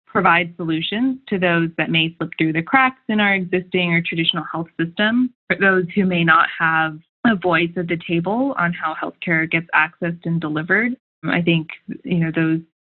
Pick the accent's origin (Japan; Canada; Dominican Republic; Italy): Japan; moved away as an adult; also born or lived in Bay Area, California; I grew up in Japan and then went to the Bay Area for college.